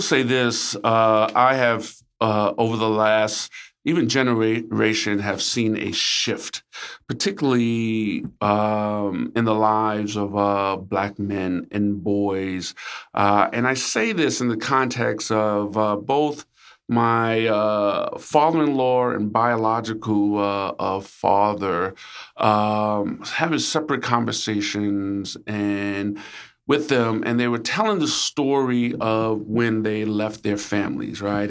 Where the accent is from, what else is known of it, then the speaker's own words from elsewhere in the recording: New York City, New York, United States; also born or lived in Upper West Side, New York; when I moved from Harlem